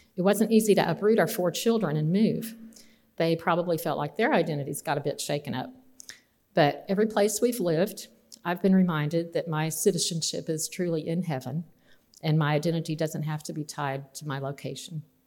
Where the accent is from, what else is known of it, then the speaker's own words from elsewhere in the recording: Austin and San Angelo, Texas, United States; growing up in Austin and San Angelo, Texas